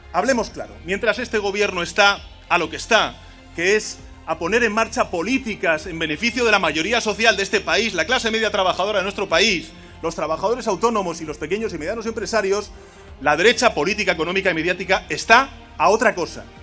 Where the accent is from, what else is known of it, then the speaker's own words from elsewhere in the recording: Spain; Somos españoles.